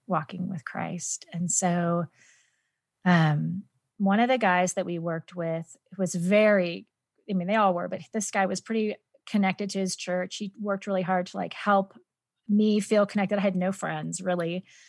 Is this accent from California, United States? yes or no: yes; San Joaquin Valley, Central California, United States; moved away as an adult; also born or lived in Orange County, California; now in Denver, United States; I am originally from Central California